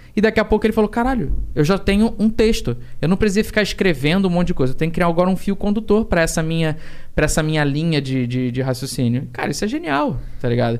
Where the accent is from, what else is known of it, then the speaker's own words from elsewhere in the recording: Rio de Janeiro, Brazil; tijucano, que nem eu